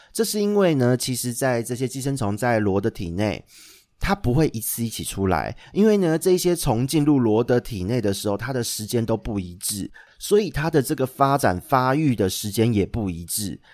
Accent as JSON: {"language": "Chinese", "town": "Xindian", "region": "New Taipei", "country": "Taiwan", "tie": "born or raised there", "said": "因为小时候在，住在新店一带"}